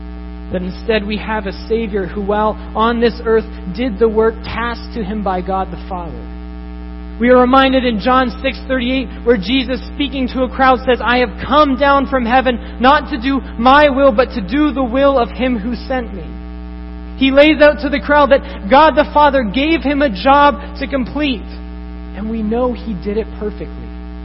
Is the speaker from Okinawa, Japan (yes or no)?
no; Tokyo, Japan; Growing up in Japan, in Tokyo, I saw this constantly with businessmen who were constantly pursuing fulfillment